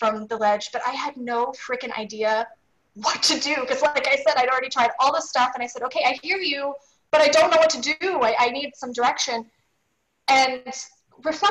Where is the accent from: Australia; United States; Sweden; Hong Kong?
United States; Missouri; I grew up in steak and potato country in Missouri